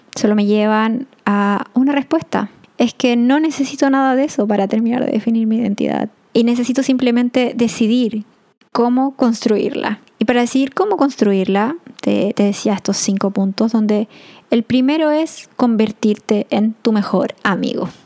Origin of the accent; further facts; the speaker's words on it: Chile; moved away as an adult; no porque no esté viviendo en Chile soy menos chilena